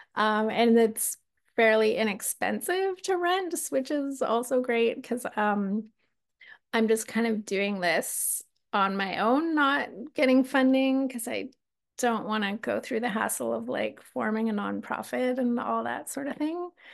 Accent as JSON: {"language": "English", "region": "Alberta", "country": "Canada", "moved": "yes", "lives_now": "Victoria, Canada", "said": "I'm from Alberta"}